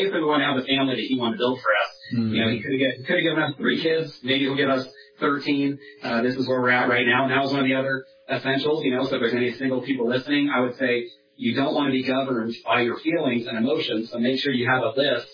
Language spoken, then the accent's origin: English; Northern California, United States; moved away as an adult; now in Washington, United States; my wife and I grew up in Northern California together. We moved to Washington in 2010